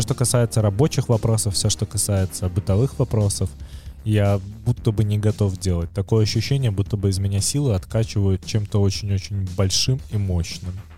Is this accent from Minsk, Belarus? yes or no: yes; Minsk, Belarus; moved away as an adult; я все равно вернулся в Минск с большой радостью, как в дом